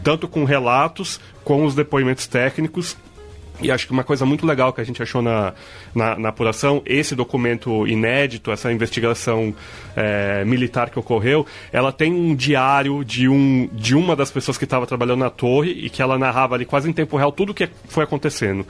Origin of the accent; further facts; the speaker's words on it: São José dos Campos, São Paulo, Brazil; eu e a Bruna, nós somos de São José